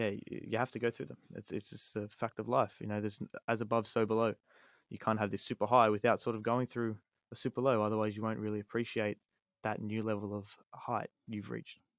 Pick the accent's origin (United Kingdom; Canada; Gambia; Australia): Australia; Sydney, New South Wales; I'm from Sydney